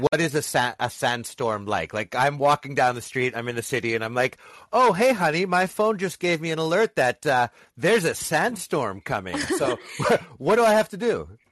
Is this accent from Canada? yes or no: yes; Canada; as a Canadian